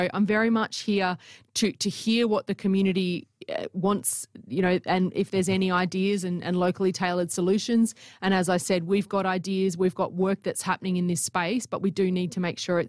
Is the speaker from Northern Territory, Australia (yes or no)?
yes; Northern Territory, Australia; I'm a Territory girl. I was born in the Territory.